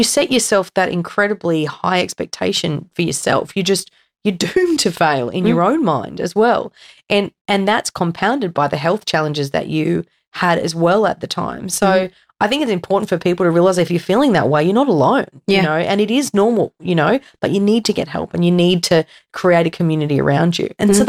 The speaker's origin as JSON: {"language": "English", "country": "Australia", "said": "Curse away. We're Australian. You're fine."}